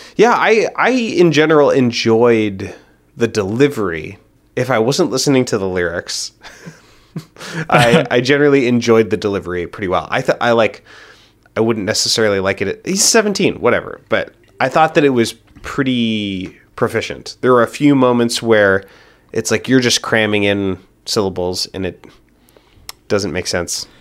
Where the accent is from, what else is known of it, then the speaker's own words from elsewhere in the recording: Hillsboro, Oregon, United States; I grew up in Hillsboro, Oregon